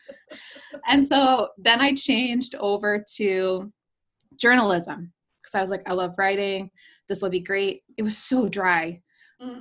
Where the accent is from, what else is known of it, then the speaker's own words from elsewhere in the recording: New Jersey, United States; I grew up in New Jersey. I grew up on the shore, the real shore, not MTV's Jersey Shore.